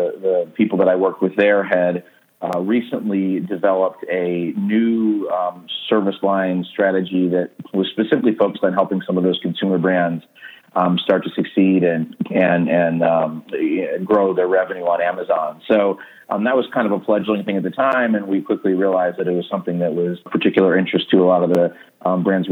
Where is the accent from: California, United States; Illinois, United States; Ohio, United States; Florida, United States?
Ohio, United States; Cleveland; I've lived in Cleveland just about my whole life